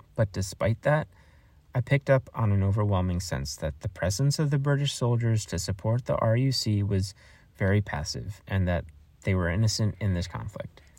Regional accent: United States; as an American

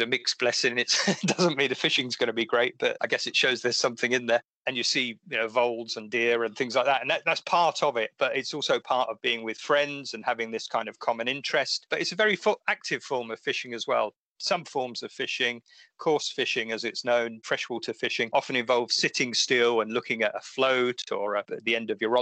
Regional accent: Essex, East of England, United Kingdom; where I grew up in Essex

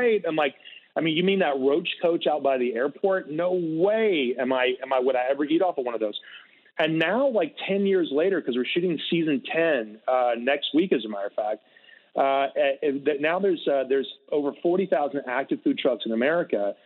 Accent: Greenville, South Carolina, United States; moved away as an adult; also born or lived in New York City; now in California, United States; my hometown of Greenville, South Carolina.

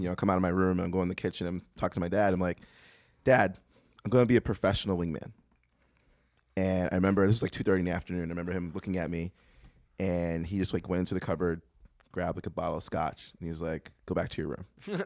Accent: Boston, Massachusetts, United States; I grew up in Boston.

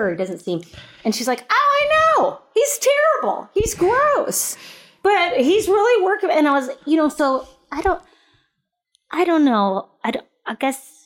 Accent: Midwest, United States; I was raised in the Midwest in the 80s or 70s and 80s

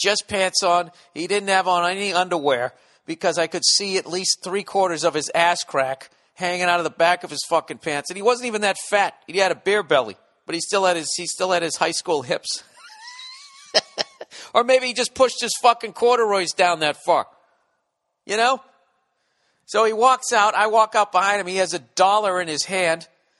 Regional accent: Alabama, United States; moved away; I grew up in Alabama, and let's just say I'm not going back there.

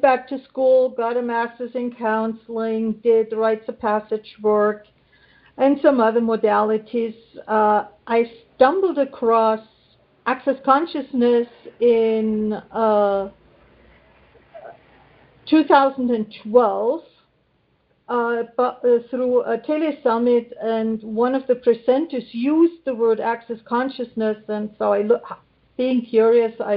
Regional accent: Germany; moved away as an adult; also born or lived in Los Alamos, New Mexico, United States; now in New Mexico, United States; I'm born and raised in Germany and came in 1980 for 2 to maybe 3 years

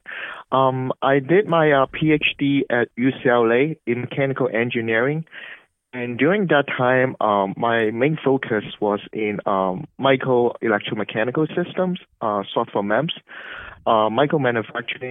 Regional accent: Hong Kong; moved away as an adult; also born or lived in Los Angeles, United States / Cambridge, Massachusetts, United States; now in United States; I grew up in Hong Kong

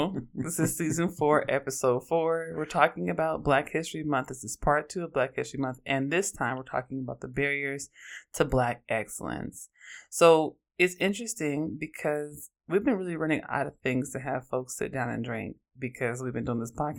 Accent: Oakland, California, United States; I'm from Oakland, and I'm an androgynous, Black lesbian feminist

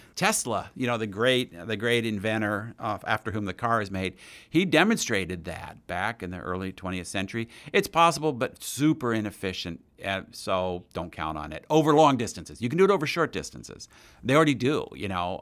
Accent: Princeton, New Jersey, United States; I grew up near in Princeton, New Jersey

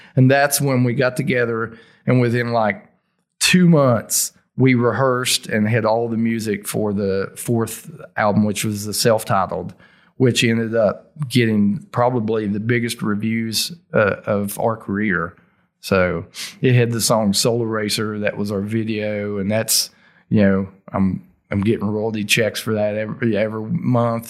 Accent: Logan, West Virginia, United States; accent: Appalachian, thick Southern; also born or lived in Morgantown, West Virginia; I'm from Logan, West Virginia. So I'm gonna move back home.

